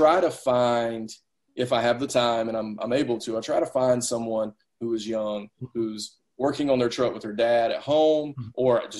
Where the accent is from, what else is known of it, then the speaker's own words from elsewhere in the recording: the South, United States; And I'm from the South. I want to shake everybody's hand.